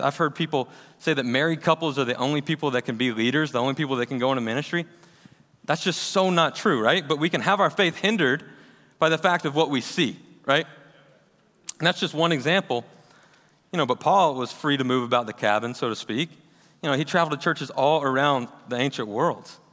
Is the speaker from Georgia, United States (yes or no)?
yes; Kennesaw, Georgia, United States; also born or lived in Auburn, Alabama; I was actually born and raised right here in Kennesaw, Georgia